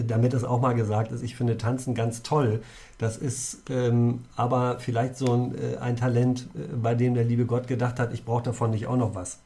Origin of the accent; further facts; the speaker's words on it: near Göttingen, Lower Saxony, Germany; moved away; in meiner Heimat, in der Nähe von Göttingen äh, Vorharz